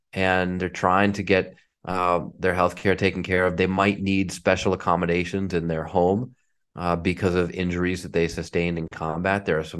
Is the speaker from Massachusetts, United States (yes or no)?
yes; Marblehead, Massachusetts, United States; The community that I grew up in Marblehead was unbelievably supportive of my parents and of me.